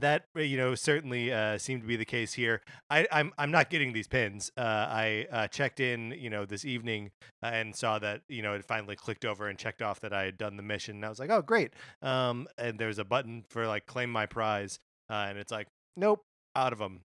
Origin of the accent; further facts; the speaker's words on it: Kenosha, Wisconsin, United States; moved away; I'm growing up in Wisconsin